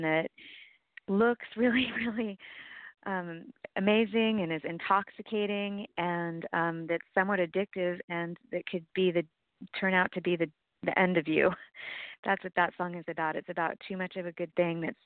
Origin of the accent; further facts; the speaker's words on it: San Francisco, California, United States; also born or lived in Sierra foothills, California; I was raised in San Francisco, and I've spent most of my life in San Francisco